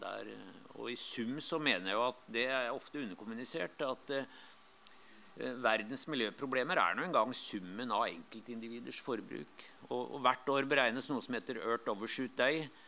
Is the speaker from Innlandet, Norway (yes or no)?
yes; Lillehammer, Innlandet, Norway; moved away; jeg kom fra Lillehammer, og der hadde vi der har vi jo Mjøsa